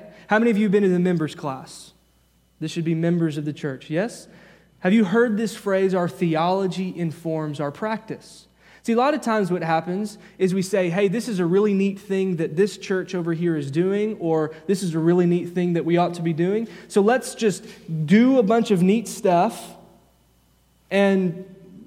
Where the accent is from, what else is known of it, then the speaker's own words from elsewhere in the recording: the Bible Belt, United States; growing up in the Bible Belt